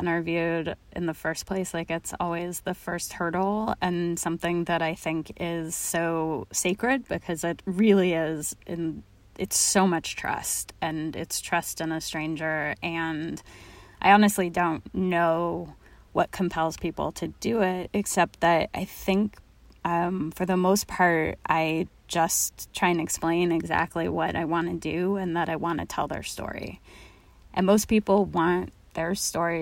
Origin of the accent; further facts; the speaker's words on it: Los Angeles, California, United States; moved away; also born or lived in Oakland; I grew up in Los Angeles